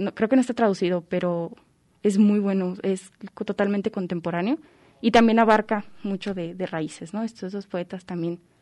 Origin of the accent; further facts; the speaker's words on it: Tepatitlán de Morelos, Jalisco, Mexico; yo nací en Tepatitlán de Morelos, Jalisco, como a una hora de aquí más o menos